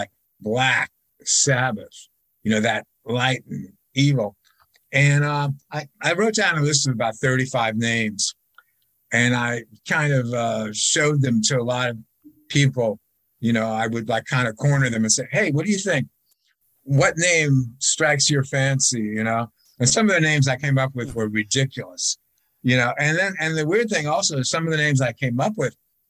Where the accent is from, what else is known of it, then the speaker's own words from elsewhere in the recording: United States; we're from America